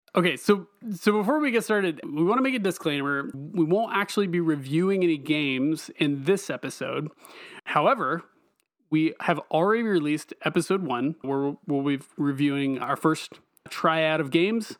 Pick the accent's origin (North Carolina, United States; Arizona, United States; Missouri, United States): North Carolina, United States; Eastern; also born or lived in Raleigh, North Carolina; I'm originally from Eastern North Carolina